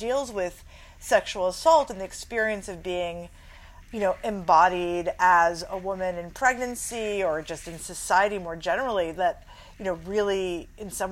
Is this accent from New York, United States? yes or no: yes; New York City, New York, United States; I grew up in New York City